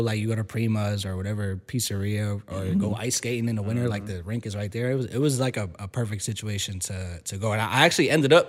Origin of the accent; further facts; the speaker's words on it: Riverside, United States; So I grew up in Riverside, mm-hmm. And my parents had me and my brothers playing like baseball and football